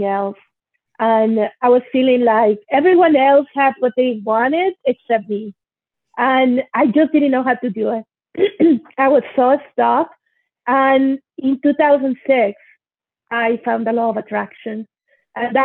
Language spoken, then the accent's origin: English; Monterrey, Nuevo León, Mexico; also born or lived in Mexico City; I was born in Mexico City and I was raised in Monterrey, Mexico